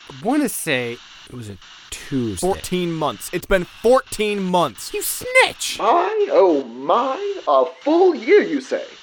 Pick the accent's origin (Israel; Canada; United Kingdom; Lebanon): United Kingdom; England; because I am definitely English.